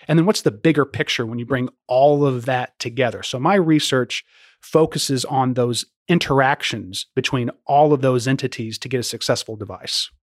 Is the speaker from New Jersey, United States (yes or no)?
no; Louisville, Kentucky, United States; I was born and raised in Louisville, and I'm glad to be employed in my hometown